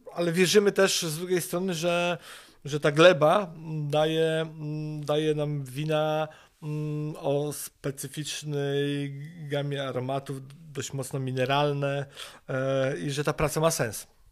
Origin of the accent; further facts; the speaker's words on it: Wrocław, Lower Silesian Voivodeship, Poland; moved away as an adult; now in Sokołowiec, Poland; pochodzimy z Wrocławia